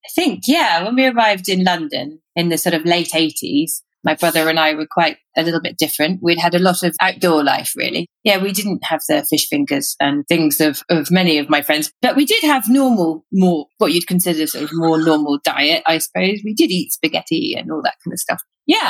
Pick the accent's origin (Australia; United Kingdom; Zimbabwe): Zimbabwe; born there; also born or lived in Botswana; Well, I was born in Zimbabwe and grew up for a while in Botswana.